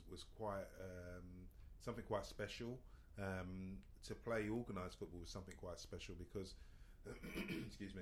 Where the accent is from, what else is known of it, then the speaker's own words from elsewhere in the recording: London, United Kingdom; I grew up in Stratford, East London